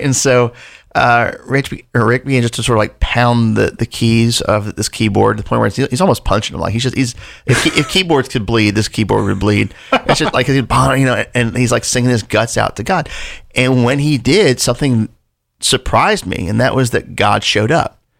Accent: Delaware, United States; also born or lived in Louisville, Kentucky; I was born in Louisville, Kentucky. Uh, we lived there until I was seven, then moved to Delaware when I was a kid.

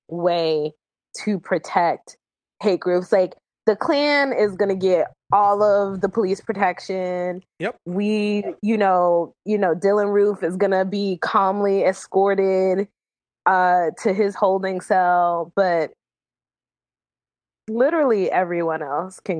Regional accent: the South, United States; of course, being a Southerner, I'm not for it at all.

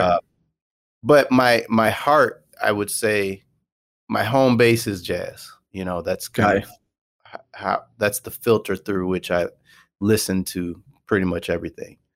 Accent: Michigan, United States; I went to Western Michigan University. I'm from Michigan

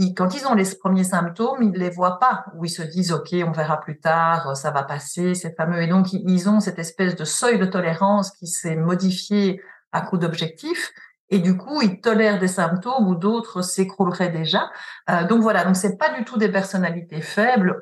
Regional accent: Belgium; also born or lived in Paris; je suis belge, j'ai travaillé là-bas aussi

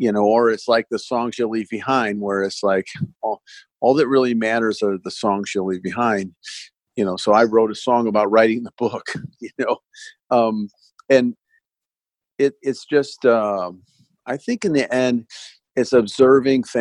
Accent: Los Angeles, California, United States; I grew up in Sunset Boulevard in the '70s, and that boulevard existed in my life

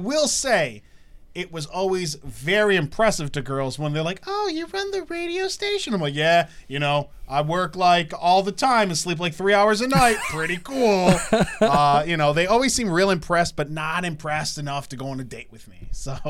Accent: Michigan, United States; I'm from Michigan.

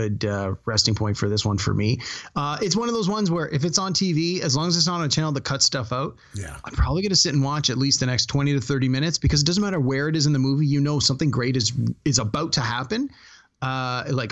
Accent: Toronto, Ontario, Canada; I'm from Toronto

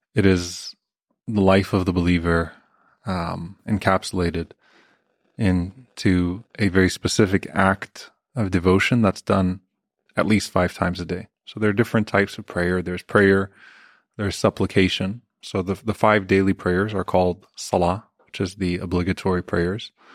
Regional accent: United States; we have to carry ourselves as proud American Muslims

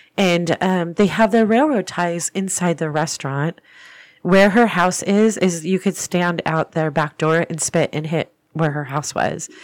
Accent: Orange, California, United States; my hometown of Old Town Orange

